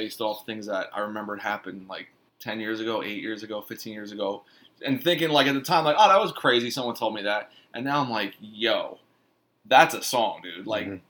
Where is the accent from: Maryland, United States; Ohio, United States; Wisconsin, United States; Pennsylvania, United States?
Pennsylvania, United States; Philadelphia; But when I would say I was from Philly, people would always be like, oh, like those mob guys, like South Philly, like, oh, man, Stallone, Rocky.